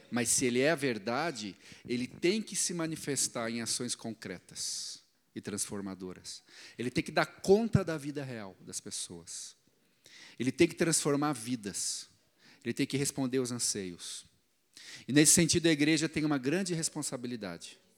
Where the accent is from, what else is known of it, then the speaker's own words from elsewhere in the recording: Curitiba, Paraná, Brazil; sou aqui mesmo de Curitiba, sou missionário.